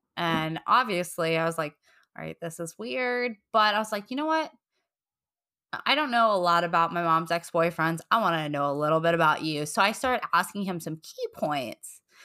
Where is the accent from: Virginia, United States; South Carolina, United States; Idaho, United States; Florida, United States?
Virginia, United States; We grew up in Virginia.